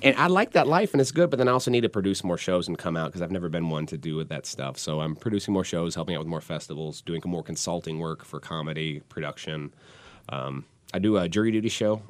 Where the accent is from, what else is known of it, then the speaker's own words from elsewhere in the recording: Portland, Oregon, United States; me and …, we're, we're from Portland